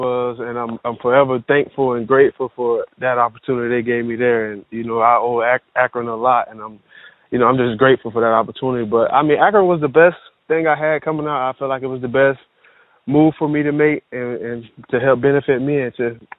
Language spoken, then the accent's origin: English; Jamaica; I'm Jamaican.